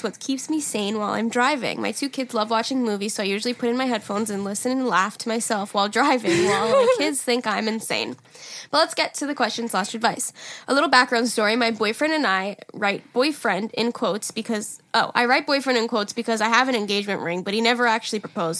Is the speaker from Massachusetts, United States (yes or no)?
yes; Massachusetts, United States; I'm from Massachusetts.